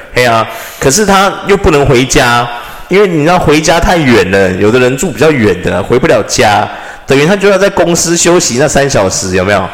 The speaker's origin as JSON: {"language": "Chinese", "country": "Taiwan", "said": "我是一个台湾人啦"}